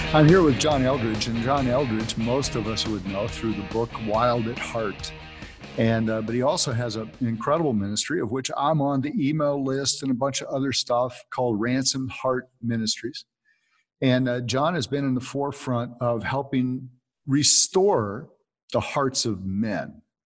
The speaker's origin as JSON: {"language": "English", "town": "Santa Cruz", "region": "California", "country": "United States", "tie": "born or raised there", "also_born_or_lived": "Temple City, California", "said": "I live in Temple City, man. I, it was uh, it was uh, crazy, but I grew up in Santa Cruz, California on the beach"}